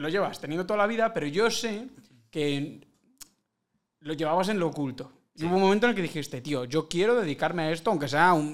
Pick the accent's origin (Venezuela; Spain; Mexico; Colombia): Spain; Galicia; me dio por la gaita. Claro, es que siendo gallego.